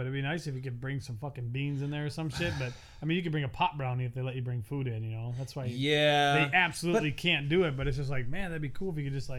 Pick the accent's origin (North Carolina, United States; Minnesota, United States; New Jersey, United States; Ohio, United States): Minnesota, United States; now in Phoenix, United States; I grew up in Minnesota.